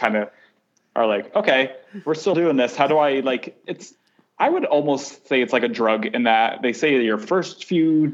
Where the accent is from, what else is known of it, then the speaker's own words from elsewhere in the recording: New Haven, Connecticut, United States; moved away as an adult; now in New York, United States; my hometown in New Haven